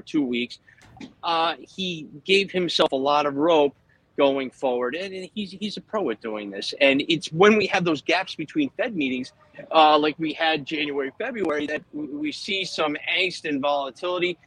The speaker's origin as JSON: {"language": "English", "town": "Philadelphia", "region": "Pennsylvania", "country": "United States", "tie": "born or raised there", "moved": "as an adult", "lives_now": "New Jersey, United States", "said": "when I grew up in Philadelphia"}